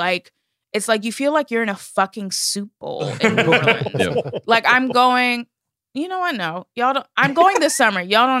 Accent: Miami, Florida, United States; moved away as an adult; also born or lived in Chicago / Louisiana; no, I'm not from New Orleans or Lauraville, the small town where my mom lives now. I just go home there. I'm actually born and raised in Miami, Florida.

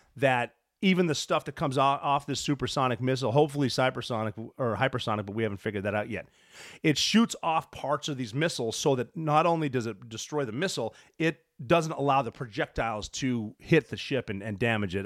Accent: Montana, United States; I'm from Montana

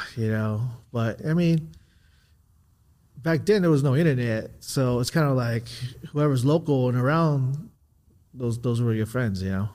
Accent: Southern California, United States; I grew up in California

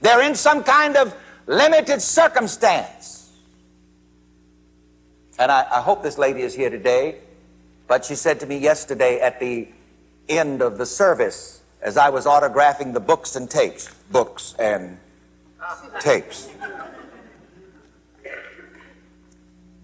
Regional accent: South Carolina, United States; growing up in South Carolina

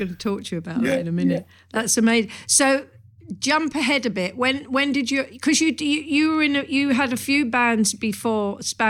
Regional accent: London, United Kingdom; I grew up in North West London. I grew up in Neasden.

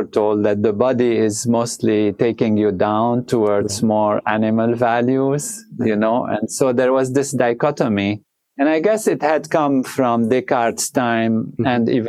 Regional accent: Lebanon; moved away; I was born in Lebanon

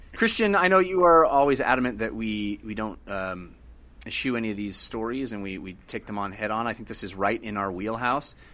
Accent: Bay Area, California, United States; a Bay Area guy, gr, growing up in the Bay Area, loving Bay Area teams

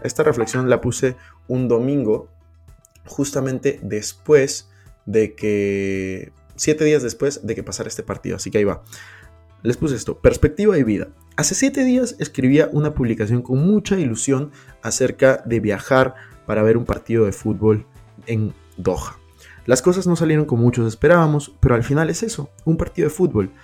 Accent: Peru; moved away; also born or lived in Madrid; Yo soy de Perú

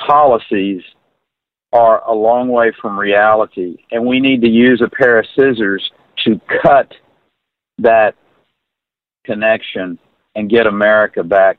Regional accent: Pine Creek, Texas, United States; Pine Creek, Texas.

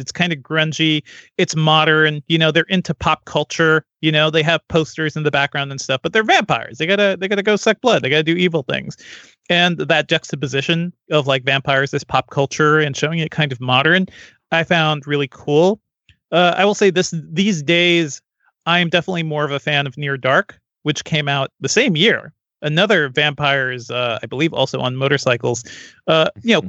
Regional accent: Connecticut, United States; as an East Coast kid growing up in Connecticut

